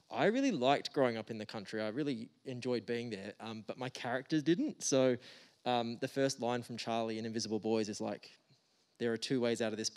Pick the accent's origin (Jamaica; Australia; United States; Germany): Australia; Geraldton, Western Australia; you can kind of you can move away from Geraldton, but the Gero Dero is always inside you forever